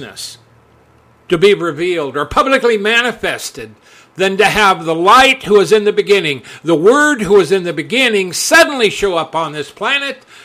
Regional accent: United States; being American and being in America

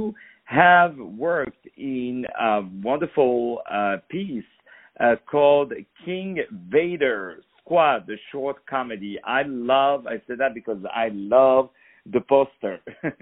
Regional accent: France; I'm from France

